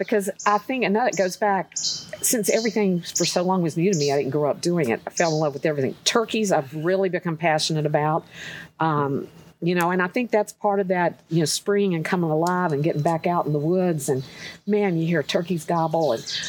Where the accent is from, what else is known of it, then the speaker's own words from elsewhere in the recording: North Carolina, United States; I grew up in North Carolina